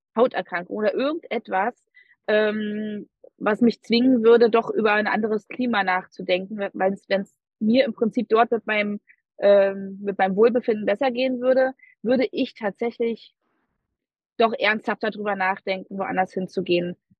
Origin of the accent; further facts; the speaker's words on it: Berlin, Germany; ich bin eine totale Berliner Göre. Ich bin in Berlin geboren und aufgewachsen.